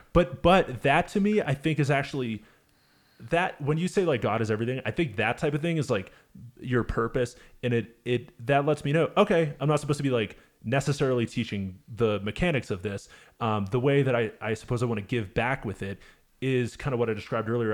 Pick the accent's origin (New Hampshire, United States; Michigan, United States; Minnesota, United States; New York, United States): New Hampshire, United States; Manchester; I play a lot around my hometown of uh, Manchester, Hampshire.